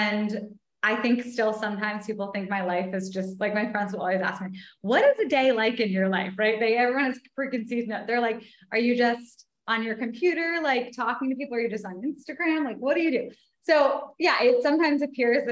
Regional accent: Vermont, United States; also born or lived in New York City; now in Los Angeles, United States; So I'm originally from Vermont. So hence the nature aspect

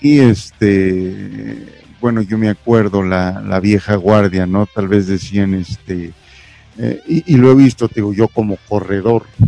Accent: Mexico; aunque éramos mexicanos o somos mexicanos

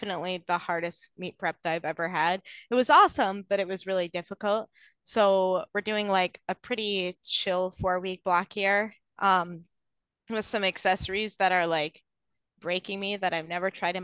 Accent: Wisconsin, United States; I'm from Wisconsin

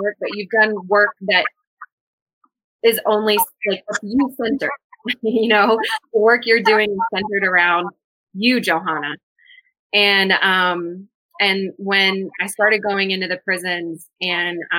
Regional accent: small town in Tennessee, United States; moved away as an adult; also born or lived in Washington, D.C.; moving out of my small town in Tennessee

